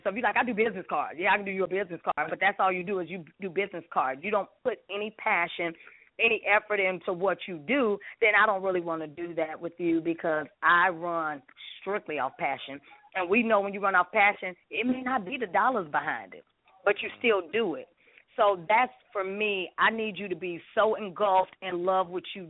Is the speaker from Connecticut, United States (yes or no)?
no; Chicago, Illinois, United States; now in Atlanta, United States; I'm from the Shy.